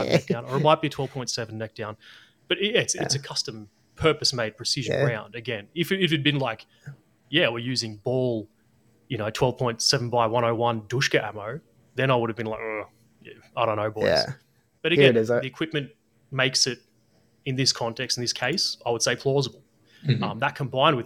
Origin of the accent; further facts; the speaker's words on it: Australia; me as an Australian